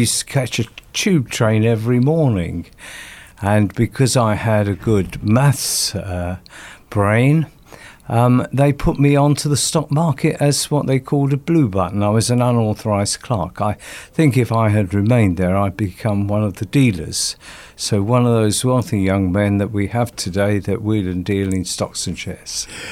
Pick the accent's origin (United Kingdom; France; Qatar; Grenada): United Kingdom; London; also born or lived in Stoke Newington, London; I was born in Sto-, Stoke Newington in London, and I went to a primary school there. And then my father bought a property out in South Woodford. And we moved out there, and I went to my secondary school there